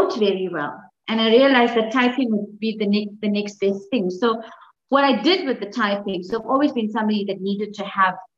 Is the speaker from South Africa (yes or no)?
yes; Umzinto, KwaZulu-Natal, South Africa; I grew up in Umzinto, which is on the south coast of KZN